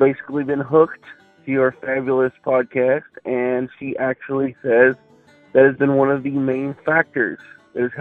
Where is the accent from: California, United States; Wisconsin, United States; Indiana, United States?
Indiana, United States; I'm from Indiana